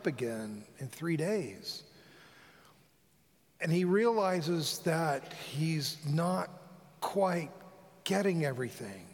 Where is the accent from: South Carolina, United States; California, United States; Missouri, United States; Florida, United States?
Florida, United States; Fort Lauderdale; coming from a large Presbyterian church in my hometown of where I was raised, Fort Lauderdale